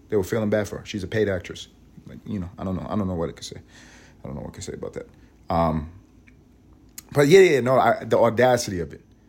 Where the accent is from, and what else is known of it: United States